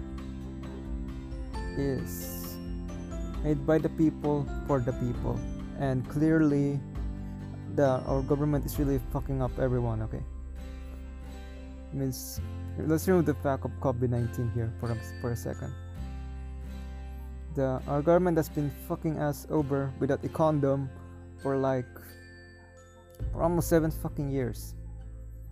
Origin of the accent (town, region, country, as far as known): Philippines